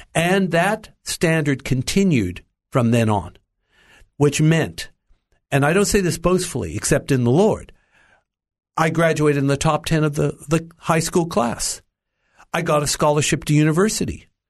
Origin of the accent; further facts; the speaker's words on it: Los Angeles, California, United States; I was born in the United States, in Los Angeles